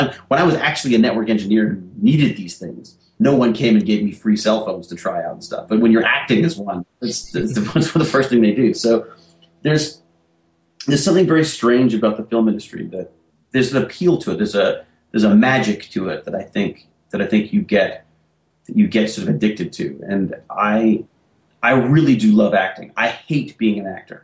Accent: Canada; we're Canadian

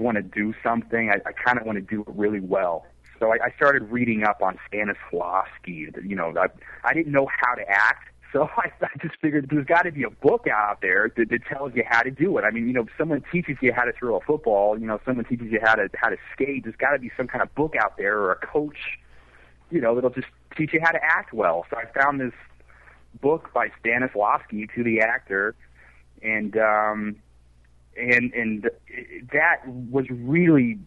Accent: Lucas, Texas, United States; moved away as an adult; now in New York, United States; I grew up in Texas

